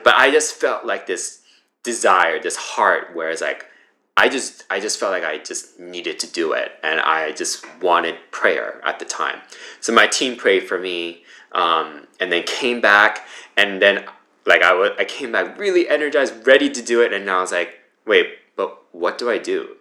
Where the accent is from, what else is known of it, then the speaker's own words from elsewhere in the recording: United States; also born or lived in Flushing, New York; I grew up in the New Jersey, New York area, uh, born in Flushing